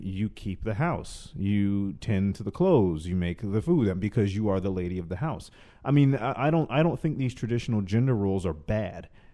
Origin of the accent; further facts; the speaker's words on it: the South, United States; now in Los Angeles, United States; I'm from the South originally